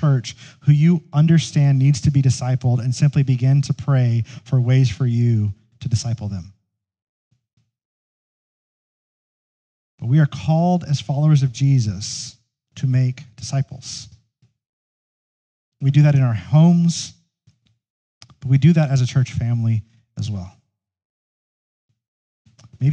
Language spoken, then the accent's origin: English; United States; American Christians